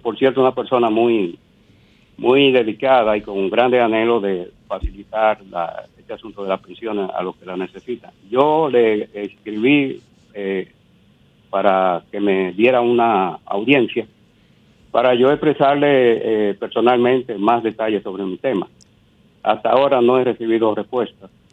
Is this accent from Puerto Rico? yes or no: no; Puerto Plata, Dominican Republic; moved away as an adult; also born or lived in Santiago, Dominican Republic; dediqué mi profesión al Servicio Nacional de Educación en mi pueblo natal, Puerto Plata.